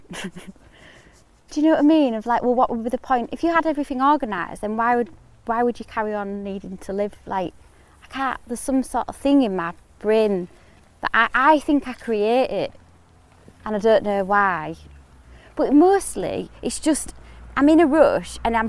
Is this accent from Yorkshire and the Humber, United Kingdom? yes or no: yes; Hull, Yorkshire and the Humber, United Kingdom; moved away as an adult; also born or lived in East Finchley, London; I'm from Hull. I'm really, really Hull.